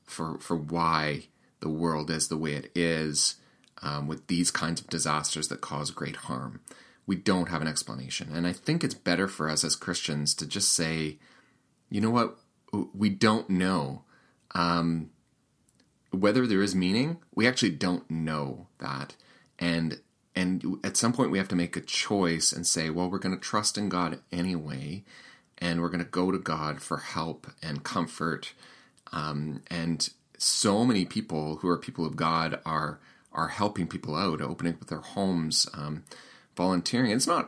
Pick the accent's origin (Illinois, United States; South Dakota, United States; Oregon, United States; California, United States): South Dakota, United States; Sioux Falls; that's kind of a fun part of the interview where we talk about my hometown. And Sioux Falls is not too far from Winnipeg, actually, if you know this part of the world.